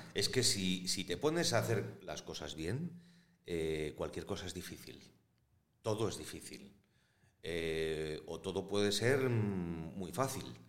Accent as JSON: {"language": "Spanish", "town": "Valladolid", "region": "Castile and León", "country": "Spain", "said": "yo soy de Valladolid"}